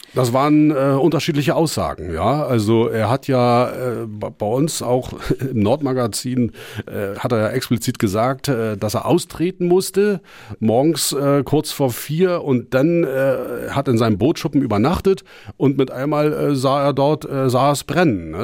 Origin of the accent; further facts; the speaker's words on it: Germany; bei uns in Deutschland